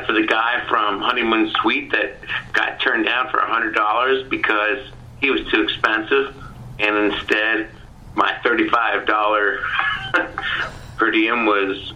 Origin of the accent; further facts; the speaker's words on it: Ontario, Canada; I grew up in Ontario